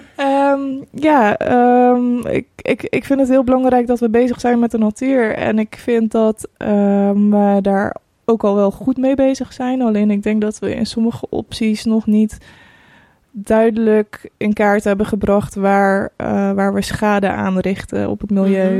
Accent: Breda, North Brabant, Netherlands; also born or lived in Croatia; Ik ben 29 jaar en ik kom uit Breda

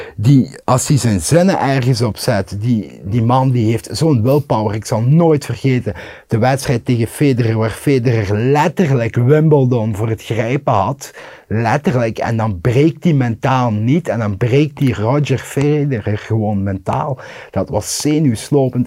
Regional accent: Limburg, Belgium; als Limburger

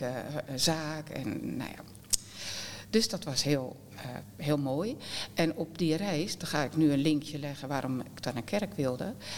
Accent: Westland, South Holland, Netherlands; Wij zijn Westlanders

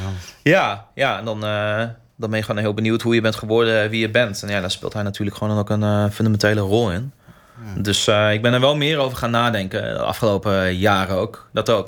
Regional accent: Groningen, Netherlands; identiteit als Groninger

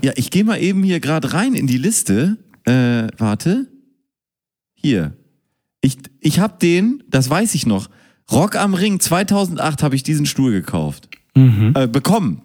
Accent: Hamburg, Germany; Hamburger hier, der im Rathaus wohnt

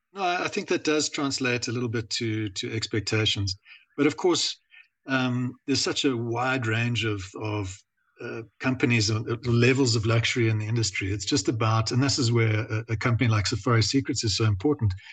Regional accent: South Africa; I, am South African

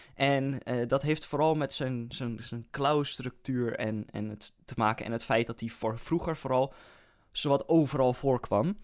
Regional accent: Netherlands; als Nederlander

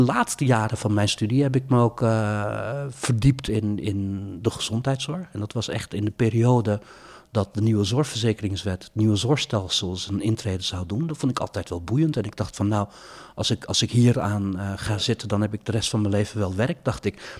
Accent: Maassluis, South Holland, Netherlands; moved away as an adult; also born or lived in Rotterdam; ik ben opgegroeid in Maasluis.

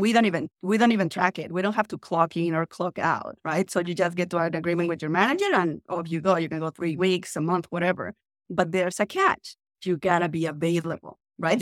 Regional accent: Mexico City, Mexico; English is a second language; moved away as an adult; now in San Francisco, United States; I'm originally from Mexico City, but I am actually joining the podcast from San Francisco today

